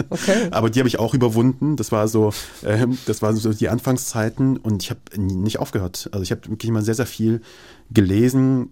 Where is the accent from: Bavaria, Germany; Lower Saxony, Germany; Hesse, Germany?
Hesse, Germany; Kassel; also born or lived in Kabul, Afghanistan / Moscow, Russia / Kyiv, Ukraine; Ich bin in Kassel aufgewachsen